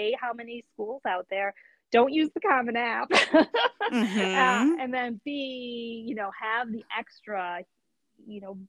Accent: Detroit, Michigan, United States; moved away; a friend that I grew up with in Detroit

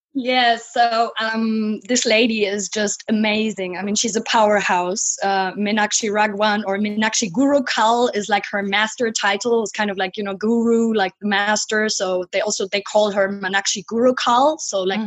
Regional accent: Cologne, North Rhine-Westphalia, Germany; now in Berlin, Germany; I was born in Cologne

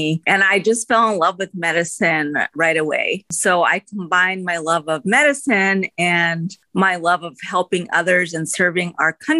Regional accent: United States; I was born in the United States, so I'm first generation Indian American

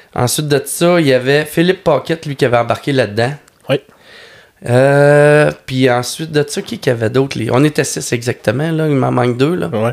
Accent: Lac Saint-Jean, Quebec, Canada; je suis natif du lac Saint-Jean

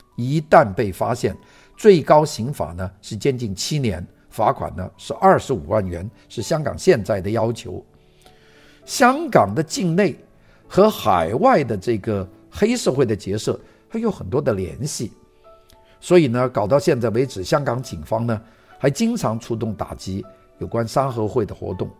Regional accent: Guangdong, China; 这一带是讲粤语的， 就讲我们广东话， 就白话

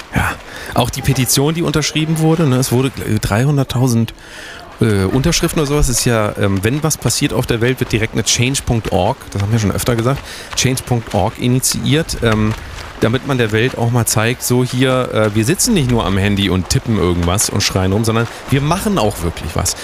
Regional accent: Germany; das ist Deutschland, äh, wir sind, wir sind Deutsche.

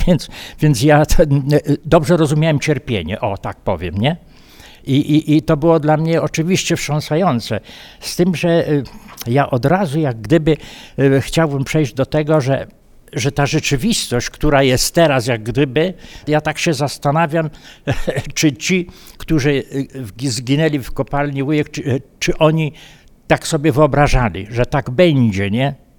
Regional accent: Miejsce Piastowe, Subcarpathian Voivodeship, Poland; now in Istebna, Poland; urodziłem się w miejscu piastowym, mieszkałem e, na Kubalonce, to jest taka część Istebnej i tam po prostu żyję do dziś, to, czyli ponad 50 lat

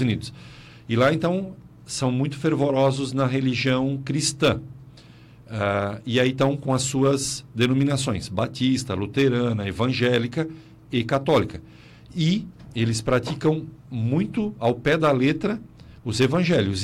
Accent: South Region, Brazil; Nós, aqui no Sul

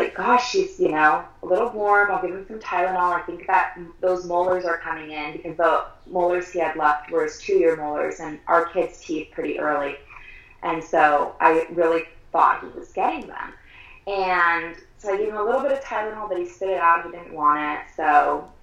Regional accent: Southern California, United States; now in Colorado, United States; I grew up in Southern California. We live in Colorado now.

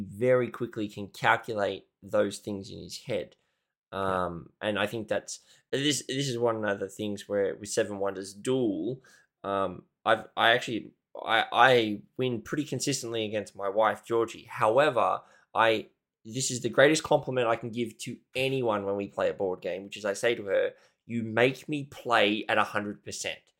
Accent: Australia; I'm Australian

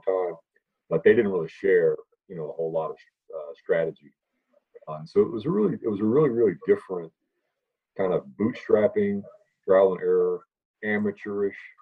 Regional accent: Fort Worth, Texas, United States; I'm from Fort Worth

